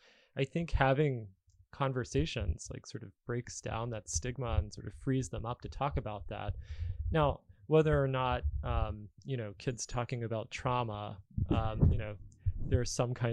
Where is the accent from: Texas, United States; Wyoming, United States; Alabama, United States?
Alabama, United States; moved away; I grew up in Alabama, and you know, back there, if you were the kid in therapy, you'd get made fun of.